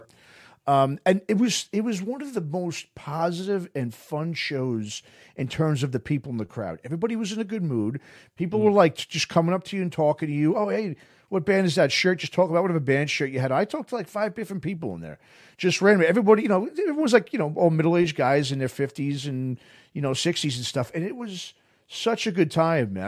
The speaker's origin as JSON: {"language": "English", "region": "New York", "country": "United States", "tie": "born or raised there", "said": "I grew up in New York"}